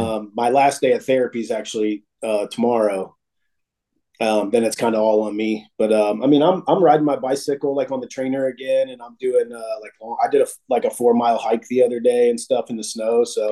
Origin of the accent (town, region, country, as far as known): Dayton, Ohio, United States; also born or lived in Las Vegas / Columbus